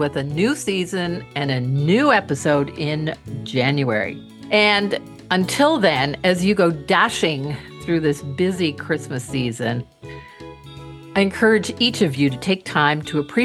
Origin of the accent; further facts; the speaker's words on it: Canada; I am from Canada